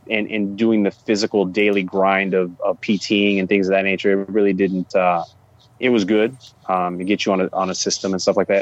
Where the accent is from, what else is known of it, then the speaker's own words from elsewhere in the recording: East Chicago, Indiana, United States; growing up in East Chicago